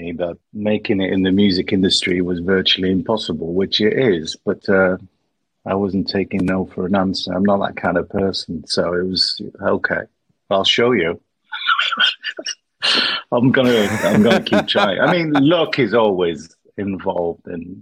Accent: France; moved away as an adult; now in Manchester, United Kingdom; I'm half French, half British, and I grew up in France.

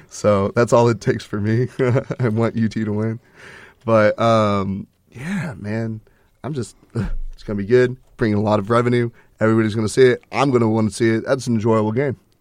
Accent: Texas, United States; We're, we're from Texas. We're Texas boys

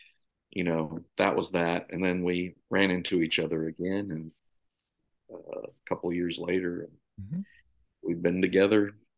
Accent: Missouri, United States; Well, this is always a difficult question for me to answer. but I will say, I say Missouri, right? We moved around a lot when I was growing up.

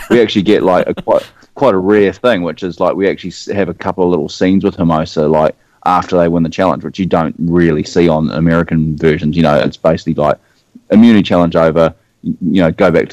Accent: New Zealand; accent: New Zealand; Even as a Kiwi

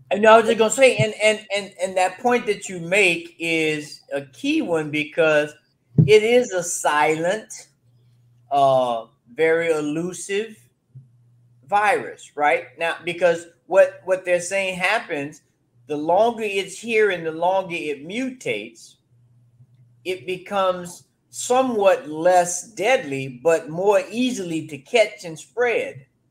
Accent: Florida, United States; now in Colorado, United States; I'm originally from Florida

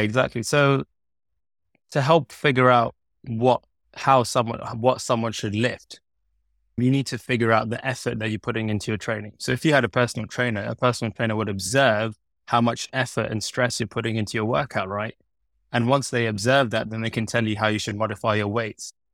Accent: London, United Kingdom; I was born and bred in London, studied in London. I've always been in London.

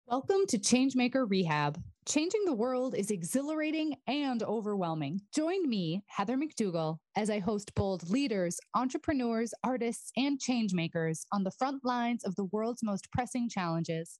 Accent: North Dakota, United States; moved away as an adult; also born or lived in Middle East / Europe; so I grew up in North Dakota, west of Fargo, like 100 miles

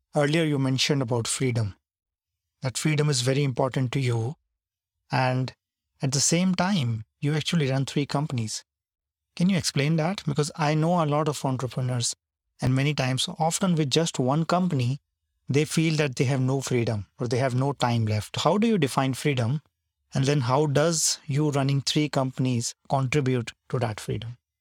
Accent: India; when you're growing up in India

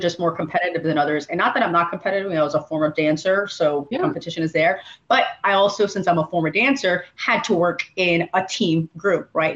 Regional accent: Miami, Florida, United States; also born or lived in Chile; I grew up down here in in Miami. I was born in Latin America. I was Chilean born, but we came here to the States many

